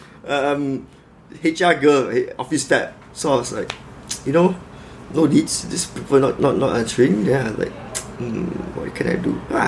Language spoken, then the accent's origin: English; Malaysia; I'm Malaysian local